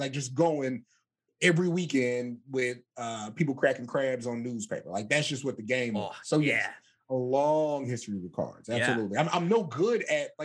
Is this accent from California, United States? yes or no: no; Southern Maryland, United States; I grew up in Southern Maryland